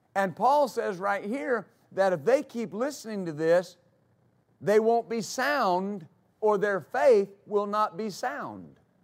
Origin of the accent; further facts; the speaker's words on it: West Texas, United States; growing up in West Texas